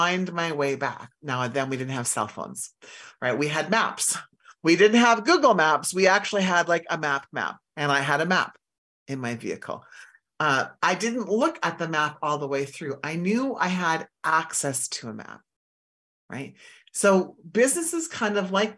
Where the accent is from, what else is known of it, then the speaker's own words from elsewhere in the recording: Saskatchewan, Canada; I grew up in Saskatchewan